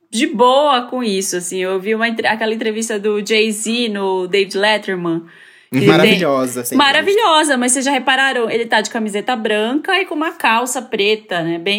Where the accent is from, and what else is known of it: Belém, Pará, Brazil